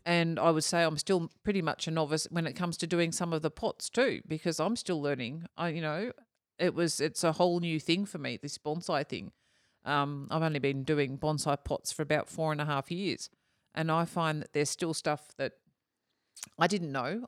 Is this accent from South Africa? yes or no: no; Australia; being Australian too